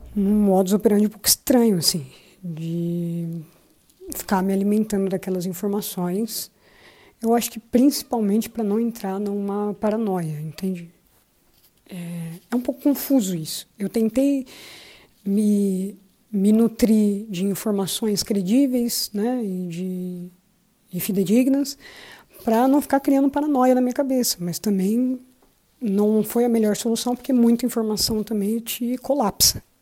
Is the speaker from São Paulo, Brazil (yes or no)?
yes; São Paulo, Brazil; moved away as an adult; now in Lisbon, Portugal; nascido na região do Campo Limpo, na zona sul de São Paulo, mas já vivo aqui em Lisboa mais ou menos uns dois anos